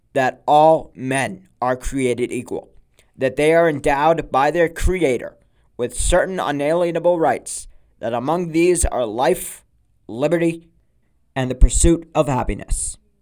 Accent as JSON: {"language": "English", "country": "United States", "tie": "born or raised there", "said": "we grew up right here in the United States"}